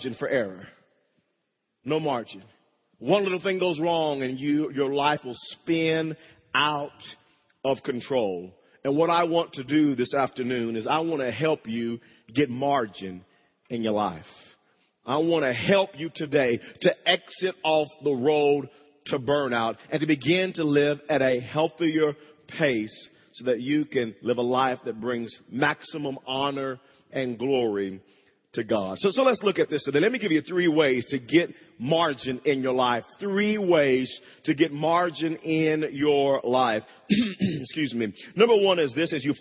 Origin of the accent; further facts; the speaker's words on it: Wewoka, Oklahoma, United States; When I was growing up in Wewoke, Oklahoma, me and my brother, we shared a bedroom.